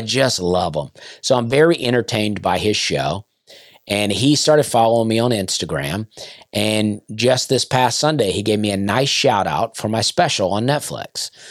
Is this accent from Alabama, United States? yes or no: yes; Opelika, Alabama, United States; also born or lived in Lafayette, Alabama / Penton, Alabama; I grew up in Opelika, but my parents were divorced and my dad lived right outside of Lafayette in a small community called Pennon